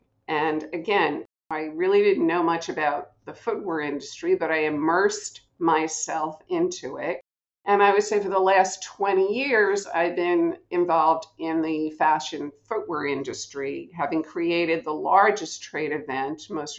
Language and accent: English; Cliffside Park, New Jersey, United States; I'm from New Jersey, Cliffside Park.